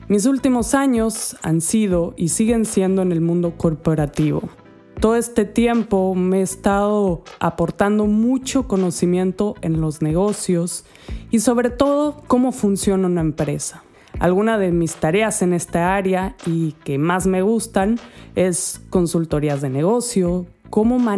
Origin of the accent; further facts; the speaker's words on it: Andalusia, Spain; accent: Andalusian; he vivido en diferentes países y esto hace que mi acento como es ya no es de una española simple, una andaluza para ser más concretamente